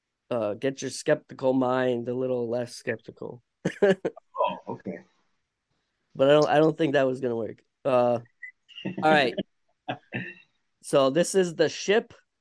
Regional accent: Vermont, United States; accent: Vermont; It's my Vermont accent

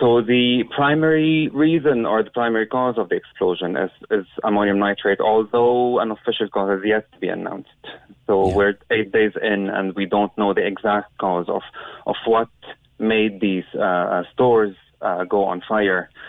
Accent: Beirut, Beirut Governorate, Lebanon; moved away as an adult; also born or lived in Ireland; now in Cork, Ireland; I grew up in Beirut and I moved to Ireland in 2014.

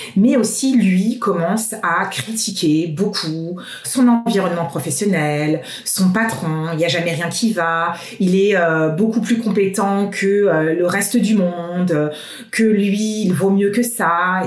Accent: Paris, Île-de-France, France; moved away as an adult; moi, en tant que parisienne

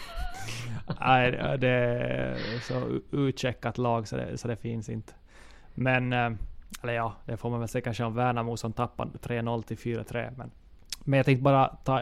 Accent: Ostrobothnia, Finland; som österbottning

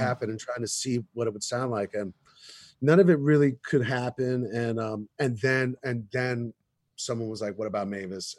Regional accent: New York, United States; I grew up in New York

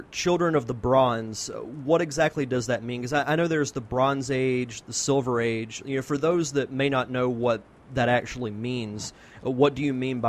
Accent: United States; Yeah, I'm from the Gulf Coast as well, so I can definitely relate to growing up there.

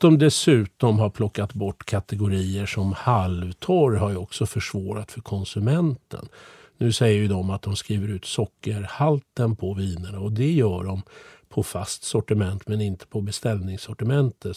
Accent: Sweden; Jag är ju född och uppvuxen i Sverige

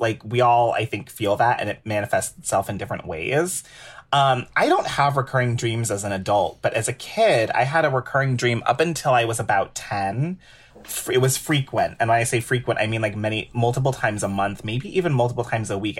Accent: Cleveland Heights, Ohio, United States; now in New York, United States; being a little baby queer growing up in Cleveland Heights, Ohio

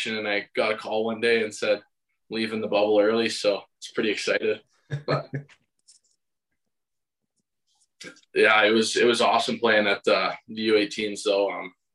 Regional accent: Davidson, Saskatchewan, Canada; I'm from Davidson, Saskatchewan. It's kind of a small town here

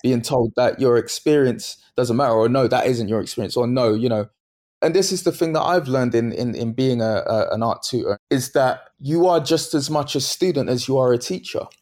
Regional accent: London, United Kingdom; where my mum, where she lived, where I grew up in Bethnal Green

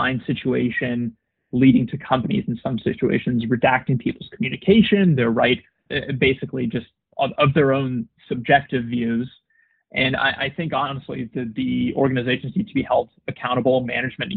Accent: United States; being an American citizen

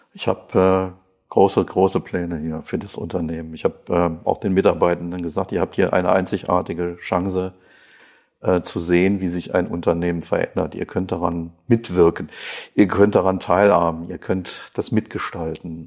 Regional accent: Krefeld, North Rhine-Westphalia, Germany; accent: North Rhine-Westphalia; also born or lived in Mönchengladbach; Meine Aussprache ist nicht die eines äh, Badeners, sondern äh, ja, vielleicht hört man etwas aus Nordrhein-Westfalen heraus. Ich äh, komme aus Krefeld

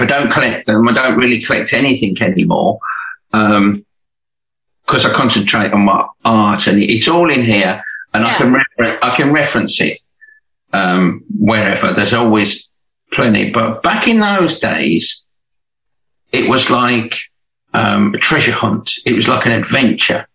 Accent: Birmingham, West Midlands, United Kingdom; now in Hove, United Kingdom; I'm from Birmingham, but not Alabama.

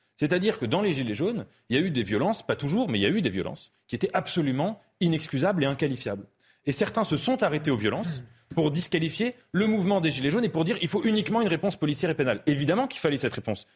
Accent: France; je suis français

